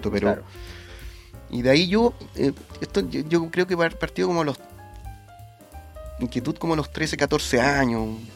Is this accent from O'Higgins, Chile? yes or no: no; Temuco, Araucanía, Chile; Bueno, yo soy de región, soy de Temuco. Entonces también era mucho más difícil, en una época totalmente distinta